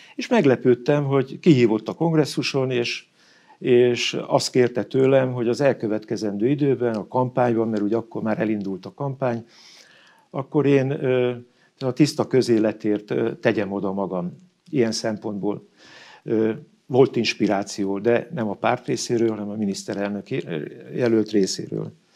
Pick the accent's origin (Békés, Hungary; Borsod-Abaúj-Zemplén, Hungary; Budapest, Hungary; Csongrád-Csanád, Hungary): Borsod-Abaúj-Zemplén, Hungary; Ózd; én Ózdi gyerek vagyok. Farkas Juki leginkább, Óz mellett van a bányatelep, és én a bányászok, ö, között éltem a gyerekkoromat